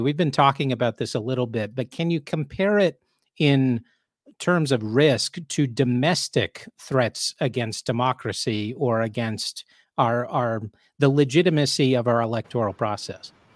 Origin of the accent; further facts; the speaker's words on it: United States; also born or lived in Europe; as an American